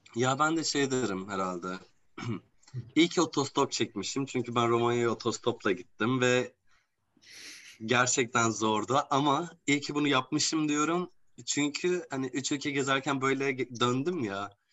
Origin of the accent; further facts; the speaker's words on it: Gaziantep, Turkey; ben Gaziantep'liyim aslan ve dünyanın gastronomi şehri bizim şehrimiz